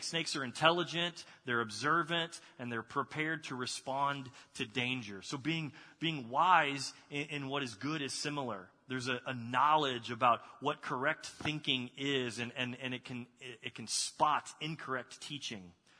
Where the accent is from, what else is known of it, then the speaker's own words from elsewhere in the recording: Texas, United States; moved away; I grew up in Texas.